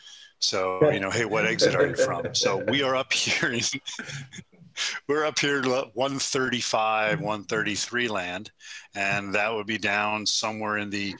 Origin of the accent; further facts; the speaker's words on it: Woodbridge, New Jersey, United States; we had a nice home in Woodbridge, Joe, in my hometown.